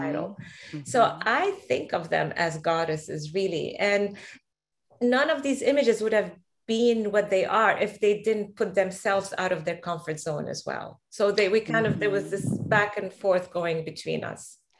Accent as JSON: {"language": "English", "country": "Lebanon", "moved": "yes", "lives_now": "Boston, United States", "said": "the Middle East where I'm from. I'm originally Lebanese from Palestinian parents"}